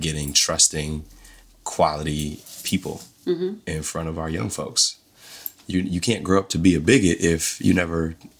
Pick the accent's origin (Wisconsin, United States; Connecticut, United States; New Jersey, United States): New Jersey, United States; Asbury Park; moved away as an adult; also born or lived in Sacramento, California; I grew up in Asbury Park, which is about half black, has been historically one of the more blacker towns in the entire state.